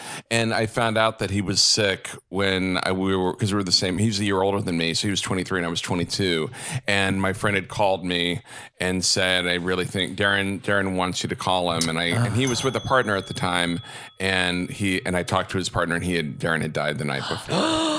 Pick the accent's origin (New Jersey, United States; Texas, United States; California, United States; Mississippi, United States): Texas, United States; I grew up in Texas.